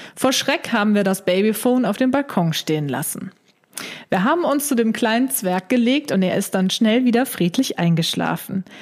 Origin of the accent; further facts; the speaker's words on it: Germany; bei uns in Deutschland